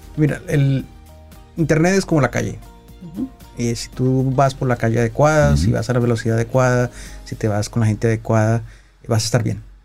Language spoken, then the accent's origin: Spanish; Colombia; yo soy colombiano